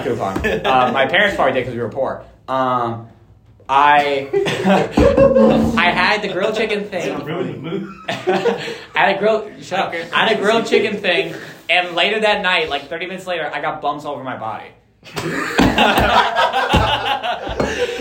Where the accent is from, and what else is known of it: Brenham, Texas, United States; born or raised there